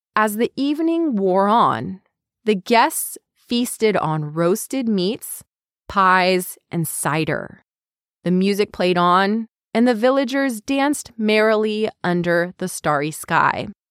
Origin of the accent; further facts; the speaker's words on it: California, United States; growing up in California